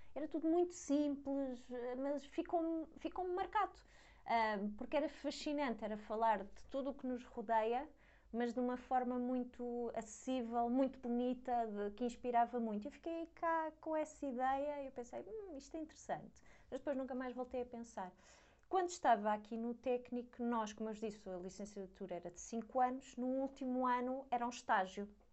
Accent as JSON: {"language": "Portuguese", "region": "Lisbon", "country": "Portugal", "tie": "born or raised there", "also_born_or_lived": "Leiden, Netherlands", "moved": "as an adult", "said": "eu sou de Lisboa, enquanto tirei a licenciatura vivi em casa de, dos meus pais"}